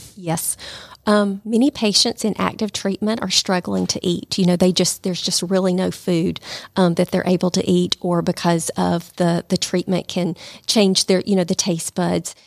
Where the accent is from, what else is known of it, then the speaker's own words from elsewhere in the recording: Calhoun, Georgia, United States; moved away as an adult; now in Rome, United States; I'm from Calhoun.